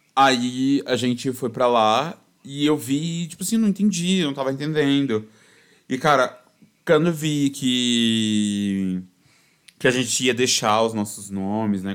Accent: São Paulo, Brazil; eu sou paulistano

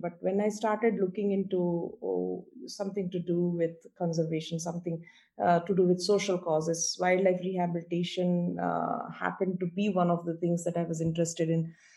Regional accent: India; moved away as an adult; also born or lived in United States; back in my home country? And I wanted to explore possibilities if it would be feasible for me to come back here and do something. So I took a trip to India

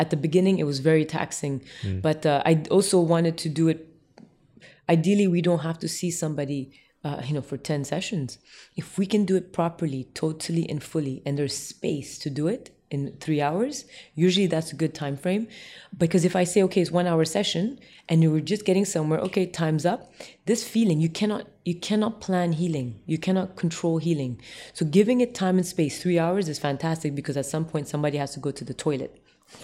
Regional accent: Tokyo, Japan; also born or lived in Jakarta, Indonesia; because I grew up in the East as well, in Tokyo and Jakarta

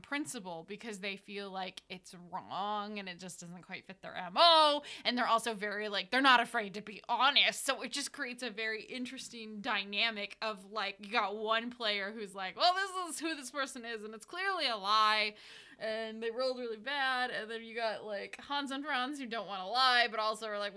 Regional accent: United States; we're American

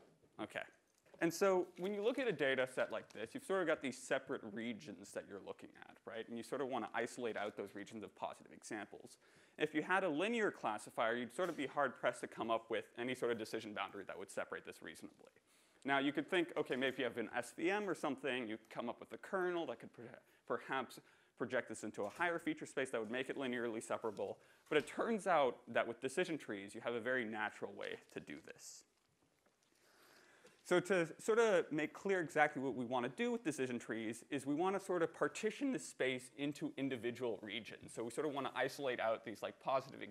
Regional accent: Canada; I'm Canadian

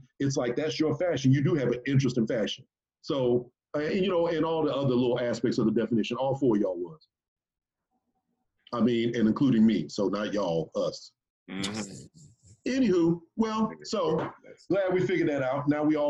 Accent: Texas, United States; I'm from Texas.

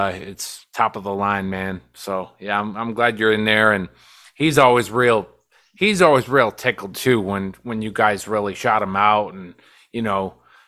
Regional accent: Buffalo, New York, United States; my hometown is Buffalo, New York

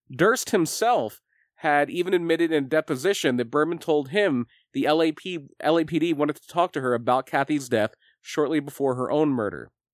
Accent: Lima, Pennsylvania, United States; I was born in Lima

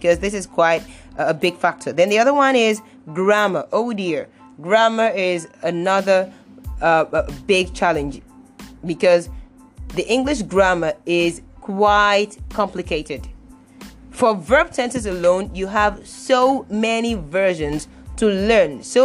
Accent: Nigeria; I am a Nigerian

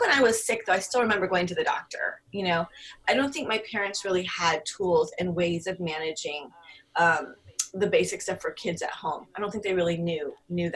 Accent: San Francisco, California, United States; also born or lived in Garberville, California / Berkeley, California; I was in San Francisco till I was 10 and then Berkeley

